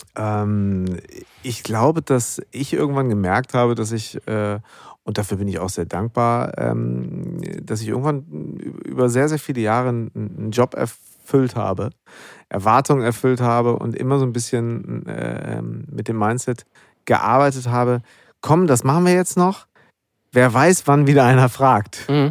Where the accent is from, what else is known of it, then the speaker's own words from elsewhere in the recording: Münster, North Rhine-Westphalia, Germany; zwischen meiner Heimat Münster und Berlin bin